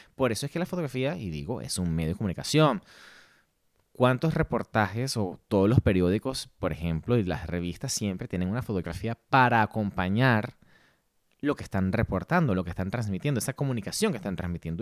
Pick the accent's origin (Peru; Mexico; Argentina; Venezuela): Venezuela; Ciudad Bolívar, Bolívar; moved away as an adult; also born or lived in Ireland; now in Madrid, Spain; soy nacido en Ciudad Bolívar, Venezuela, pero llevo ya 10 años fuera